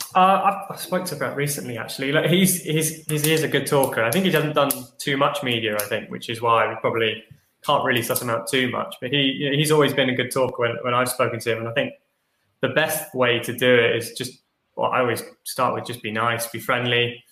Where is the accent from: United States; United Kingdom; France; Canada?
United Kingdom; London; also born or lived in Nottingham; I grew up in London, spent some time in Nottingham, came to London